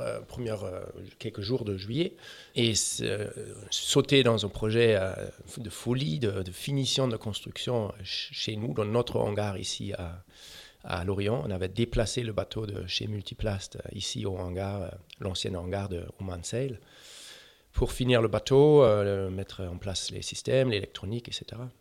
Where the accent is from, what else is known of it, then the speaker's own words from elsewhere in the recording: Germany; French is a second language; je suis allemand